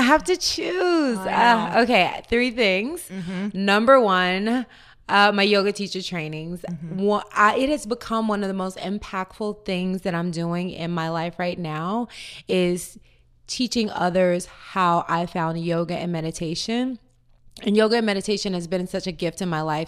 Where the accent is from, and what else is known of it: Tennessee, United States; born or raised there; now in Marina del Rey, United States